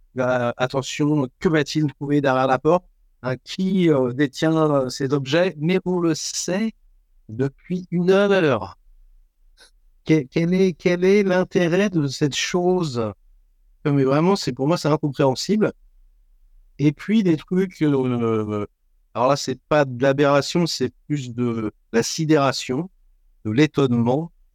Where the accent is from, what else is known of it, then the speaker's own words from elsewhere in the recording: France; je suis français de souche